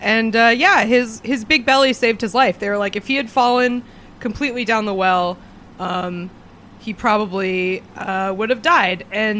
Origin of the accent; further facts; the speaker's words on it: United States; as an American